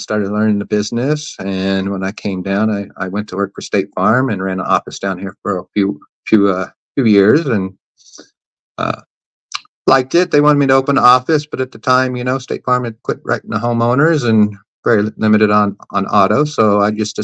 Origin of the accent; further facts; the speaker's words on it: Tennessee, United States; moved away as an adult; now in Florida, United States; I was originally from Tennessee